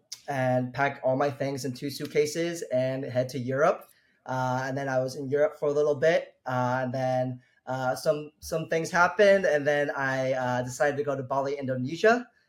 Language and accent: English; Columbus, Indiana, United States; moved away as an adult; also born or lived in Chicago; now in Taipei, Taiwan; I am from Southern Indiana, a small city called Columbus. Right after college, I went to Chicago to work for a hospitality management company